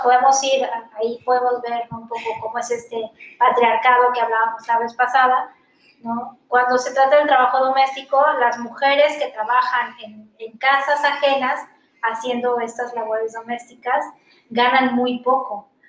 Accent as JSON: {"language": "Spanish", "country": "Mexico", "said": "yo soy una mujer, soy mexicana, soy joven"}